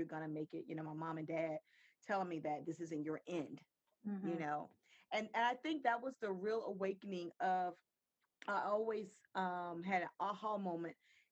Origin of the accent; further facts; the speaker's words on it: Virginia Beach, Virginia, United States; now in Maryland, United States; I'm originally from Virginia Beach, moved to Maryland in 93